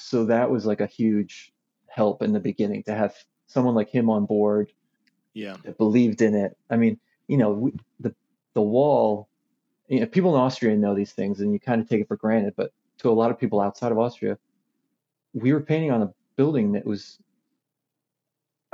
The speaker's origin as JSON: {"language": "English", "country": "United States", "moved": "yes", "said": "as an American"}